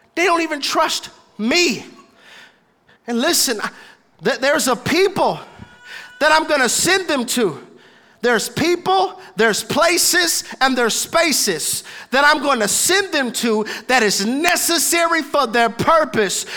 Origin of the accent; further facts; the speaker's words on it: Houston, Texas, United States; I'm from Houston, Texas, born and raised on a playground. That's where I spend most of my days